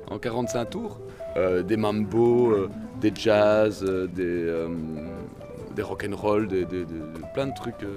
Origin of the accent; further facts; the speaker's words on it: Brussels, Brussels-Capital Region, Belgium; Ah non, on n'est pas de Laken. Moi je viens de Scarbeck